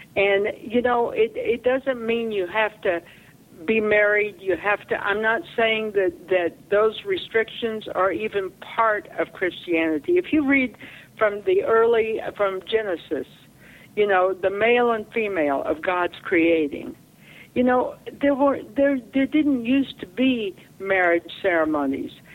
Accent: Oklahoma, United States; moved away; I came from Oklahoma.

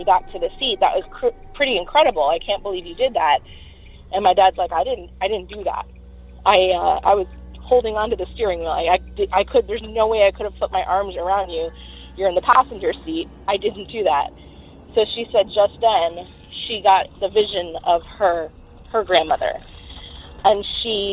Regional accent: Florida, United States; I'm from Florida

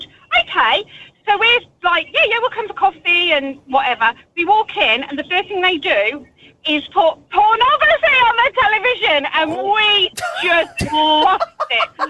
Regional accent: England, United Kingdom; we're English.

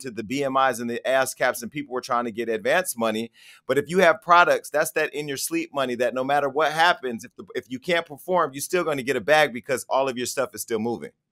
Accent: Stockton, California, United States; I grew up in Stockton, California

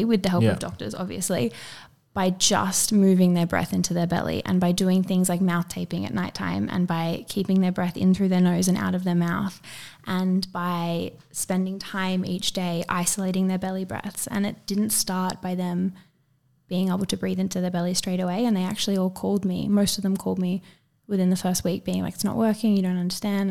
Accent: Byron Bay, New South Wales, Australia; I grew up in Byron

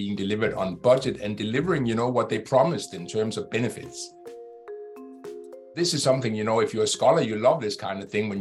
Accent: Denmark; Denmark, which is my home country

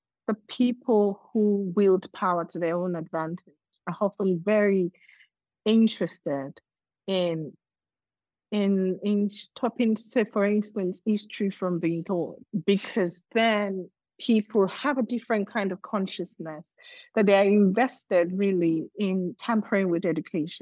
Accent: Nigeria; also born or lived in Lagos, Nigeria; my home state in Nigeria

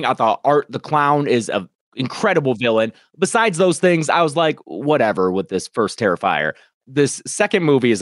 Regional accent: Detroit, Michigan, United States; I'm from Michigan, the Detroit area

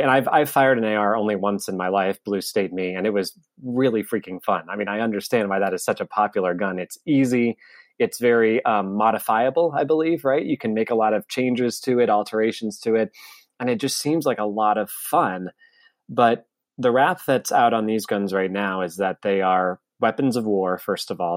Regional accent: United States; as an American

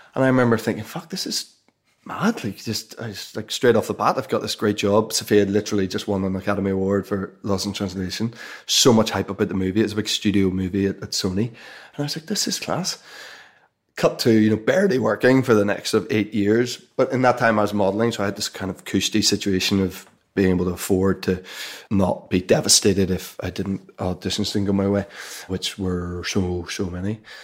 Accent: Belfast, Northern Ireland, United Kingdom; you're growing up in Belfast and you're going to school in the middle of Belfast

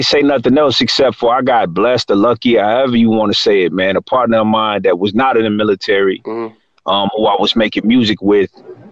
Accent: Detroit, Michigan, United States; moved away as an adult; also born or lived in Japan; now in Atlanta, United States; most people in Detroit, grandparents is from down South. Oh, yeah, most of them. So I grew up around Southern dialect.

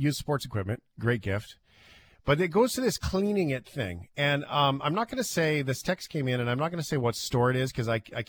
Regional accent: Fort McMurray, Alberta, Canada; moved away; my hometown in Fort McMurray

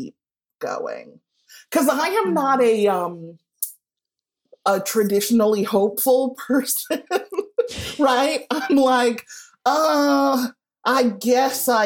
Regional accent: Evanston, Illinois, United States; born or raised there

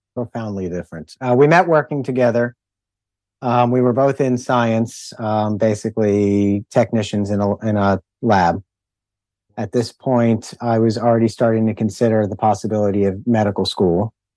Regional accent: Philadelphia, Pennsylvania, United States; We grew up in Philadelphia as well

